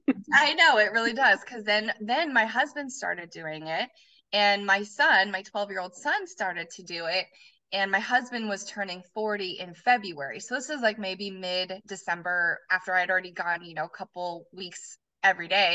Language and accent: English; Colorado, United States; moved away as an adult; now in Arizona, United States; I was born and raised in Colorado, and I lived there all through growing up and, and into high school